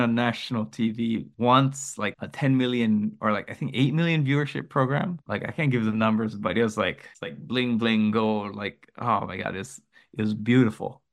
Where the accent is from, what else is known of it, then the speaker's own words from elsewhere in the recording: United States; first language English; now in Japan; I am Amer-, American, my, my native language is English